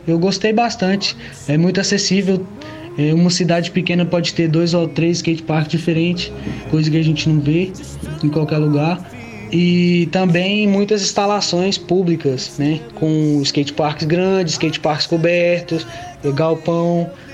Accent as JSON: {"language": "Portuguese", "region": "Tocantins", "country": "Brazil", "tie": "born or raised there", "also_born_or_lived": "Goiânia / Anápolis", "moved": "yes", "said": "me mudei da minha cidade natal, que é Grupo Tocantins"}